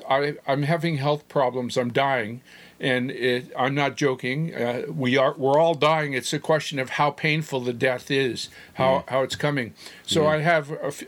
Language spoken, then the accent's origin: English; Toronto, Ontario, Canada; also born or lived in Maple, Ontario; now in Emsdale, Canada; No, I grew up in Toronto as a child.